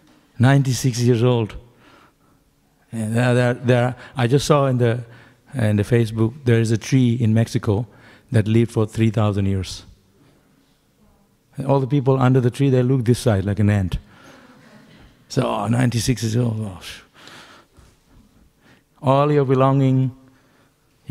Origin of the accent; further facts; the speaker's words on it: West Bengal, India; moved away as an adult; I'm from Bengal